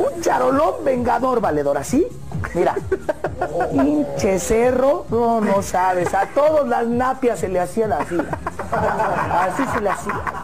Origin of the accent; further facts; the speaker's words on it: Mexico; cómo somos aquí los mexicanos